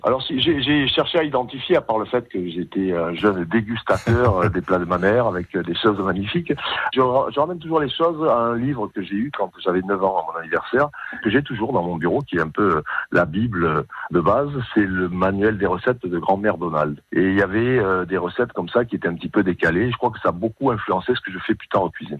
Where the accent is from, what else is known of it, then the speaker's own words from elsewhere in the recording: Corneilla-la-Rivière, Occitania, France; now in Shanghai, China; je suis originaire de Cornillat de la Rivière, beau petit village à côté de Pézières de la Rivière.